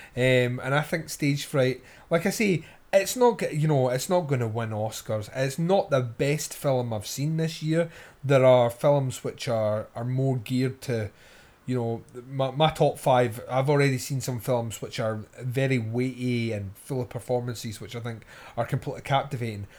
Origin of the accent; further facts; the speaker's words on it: Scotland, United Kingdom; I'm Scottish